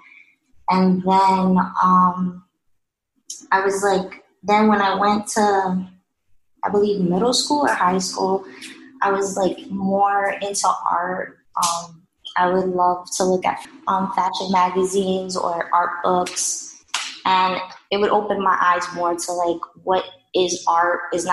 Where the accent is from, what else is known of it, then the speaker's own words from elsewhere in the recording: New York City, New York, United States; also born or lived in Washington Heights, Manhattan; my mother decided to move to Staten Island